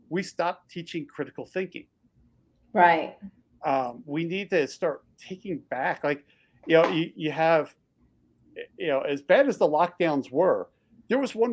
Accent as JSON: {"language": "English", "region": "Texas", "country": "United States", "said": "Texans are very proud about being a Texan, and we used to be our own country"}